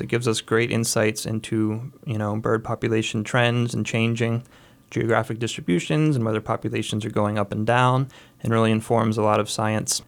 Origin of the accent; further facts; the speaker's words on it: Lehigh Valley, Pennsylvania, United States; I grew up here in the Lehigh Valley